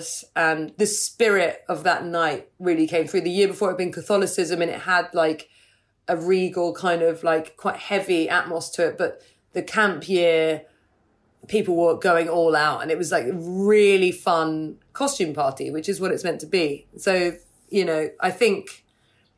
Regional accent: Hampshire, South East England, United Kingdom; moved away; also born or lived in New York; I grew up in Hampshire

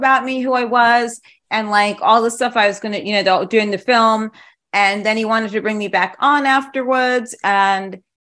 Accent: New York City, New York, United States; also born or lived in London / Paris; now in Los Angeles, United States; I grew up in the city. I grew up in New York.

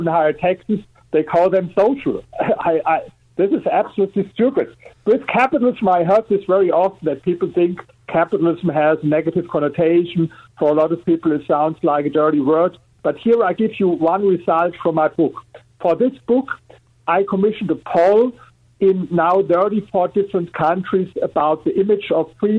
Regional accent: Germany; English is a second language; I'm coming from Germany, as you're here with my accent.

